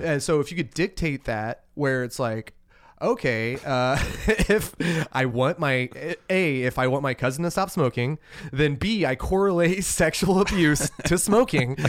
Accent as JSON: {"language": "English", "region": "Alabama", "country": "United States", "tie": "born or raised there", "moved": "as an adult", "lives_now": "Portland, United States", "said": "growing up in Alabama, it's culturally repressive"}